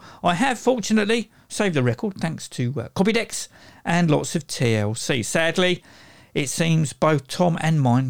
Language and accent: English; United Kingdom; I'm British